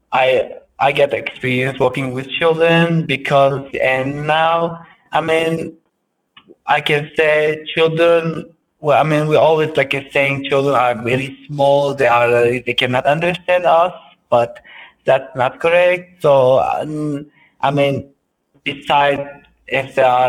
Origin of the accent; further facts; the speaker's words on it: Kobani, Aleppo Governorate, Syria; moved away as an adult; now in Turkey; I'm originally from Kobani. Kobani is like a border city on the Syrian and Turkish border